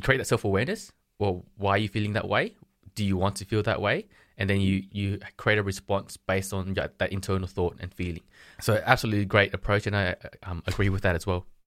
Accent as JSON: {"language": "English", "town": "Sydney", "region": "New South Wales", "country": "Australia", "said": "I'm from Sydney, Australia"}